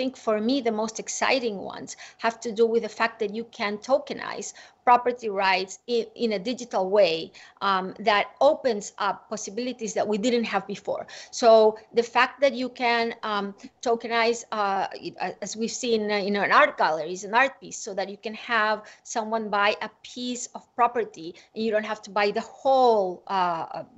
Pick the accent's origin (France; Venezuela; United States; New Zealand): Venezuela; I grew up in Venezuela